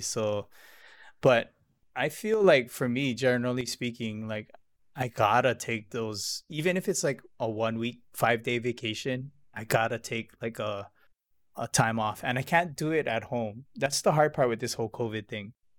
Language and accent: English; Hilo, Hawaii, United States; I'm from Hilo